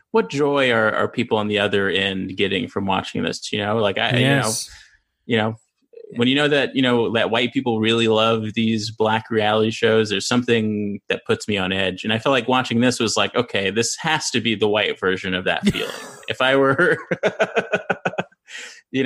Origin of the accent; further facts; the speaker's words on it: California, United States; I'm from California